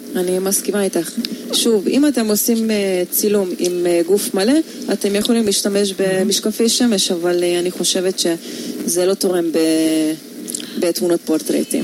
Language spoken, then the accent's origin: Hebrew; Hungary; accent: Hungarian; Hebrew is a second language; now in Israel; מבטא הונגרי